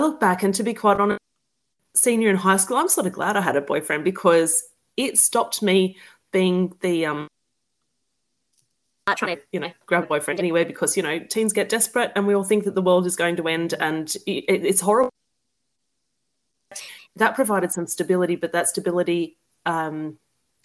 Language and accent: English; Newcastle, New South Wales, Australia; I grew up in New South Wales in Newcastle, just above Sydney.